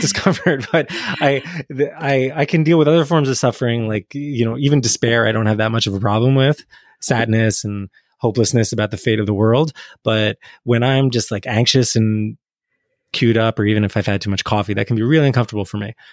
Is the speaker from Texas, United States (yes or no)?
no; New Jersey, United States; I grew up in North Jersey, in the eighties and nineties